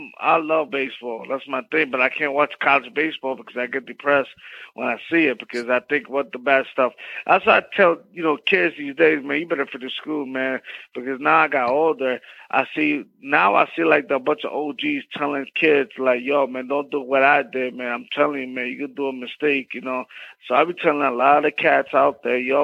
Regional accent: New York City, New York, United States; I'm from Bed-Stuy, Mossy Project

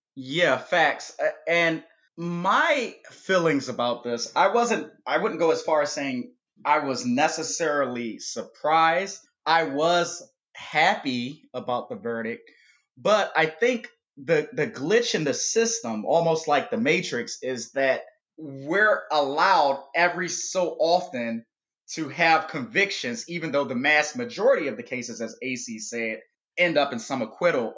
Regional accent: United States; a black person growing up in America when I was a kid

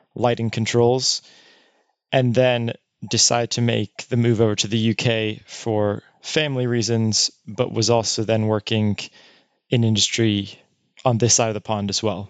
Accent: United States; moved away as an adult; my experience as an American

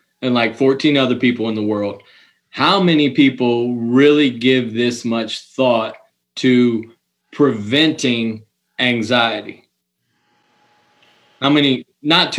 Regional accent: Ohio, United States; also born or lived in Cayman Islands; I'm from Ohio

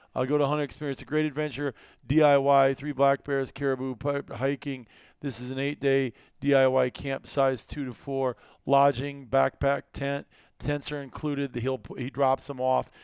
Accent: Iowa, United States; moved away as an adult; Iowa, growing up. I left there in eighteen when I was eighteen years old

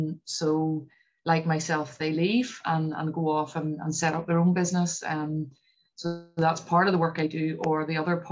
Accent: Northern Ireland, United Kingdom; also born or lived in London; Northern Irish people are probably a bit like Scottish. We're quite understated and just get on with things.

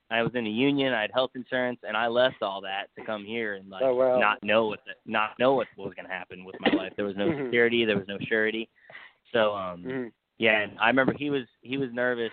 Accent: Florida, United States; moved away as an adult; also born or lived in Rhode Island, United States; now in Nashville, United States; I was born in Rhode Island, and then I moved to Florida when I was a kid with my parents. So I grew up down in Florida

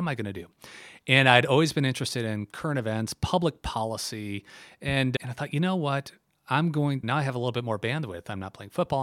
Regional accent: Milford, Michigan, United States; moved away as an adult; now in New York City, United States; I am from Milford, born and raised

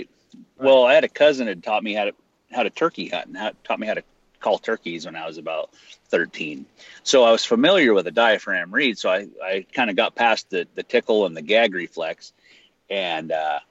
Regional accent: north central Idaho, United States; I live in, you know, small town America, north central Idaho

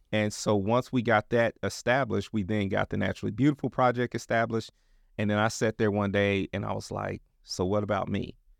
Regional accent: Kansas City, United States; also born or lived in Dallas; now in Portland, United States; I'm from Kansas City

